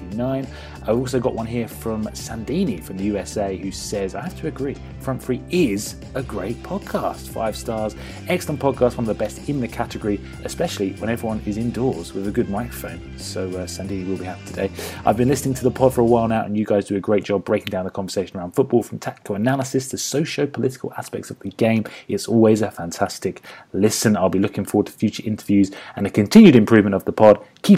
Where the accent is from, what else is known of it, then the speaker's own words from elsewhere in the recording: Australia; I'm from Australia, and there is a lack of good football content.